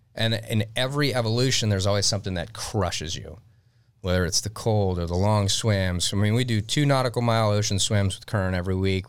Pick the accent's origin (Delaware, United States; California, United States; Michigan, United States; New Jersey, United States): Michigan, United States; Detroit; moved away; I grew up in Detroit, Michigan.